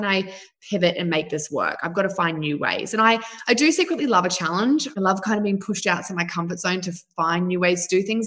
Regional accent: New Zealand; now in Australia; I was brought up in New Zealand with my mum and a stepfather.

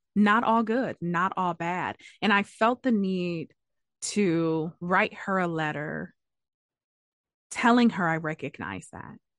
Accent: Detroit, Michigan, United States; I'm from Detroit

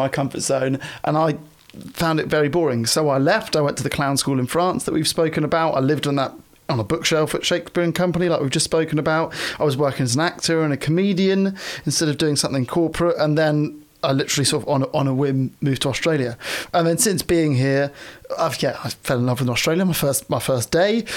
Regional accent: London, United Kingdom; moved away; also born or lived in Tasmania / Cootamundra; I grew up in London

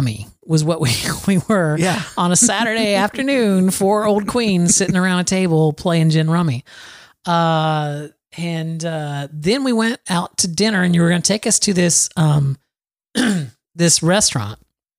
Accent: Florida, United States; moved away; I'm a Floridian, Adam. I was born and raised in Florida.

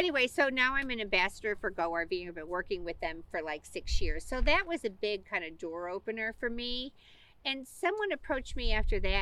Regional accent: Midwest, United States; I grew up in the Midwest. My family's from Elkhart, Indiana.

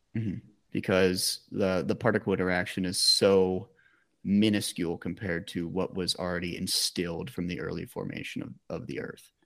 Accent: Pennsylvania, United States; I grew up in Pennsylvania

